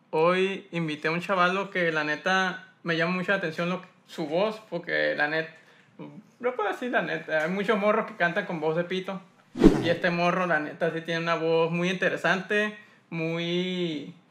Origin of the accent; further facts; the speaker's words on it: Hermosillo, Sonora, Mexico; also born or lived in San Pedro; De aquí, Hermosillo. De Hermosillo.